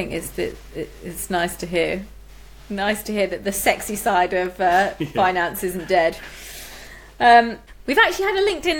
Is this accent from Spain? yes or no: no; United Kingdom; as a British people as a whole, we're not very good at being kind of open about our finances